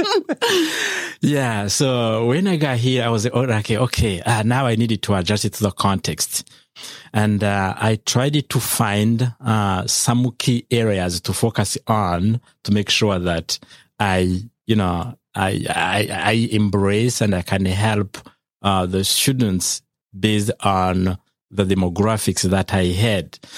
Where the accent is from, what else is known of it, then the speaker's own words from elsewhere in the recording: Rwanda; moved away as an adult; now in United States; I've taught, uh, in my home country, Rwanda, for around, um, fourteen years in higher education